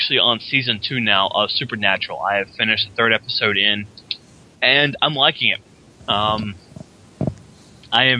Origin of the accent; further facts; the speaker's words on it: Kinston, United States; moved away; I'm going to Kinston. I'm going home, back to my hometown